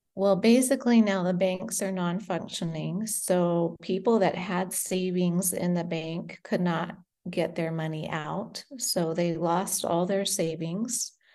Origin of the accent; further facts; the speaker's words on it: United States; moved away as an adult; also born or lived in Great Britain / Indonesia; now in Beirut, Lebanon; I was born in Great Britain and we moved to America when I was five and lived in America until we moved